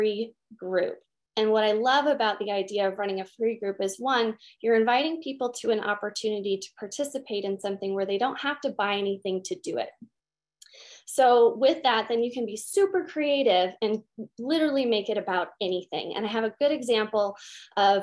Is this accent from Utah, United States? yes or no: yes; Utah, United States; I'm from Utah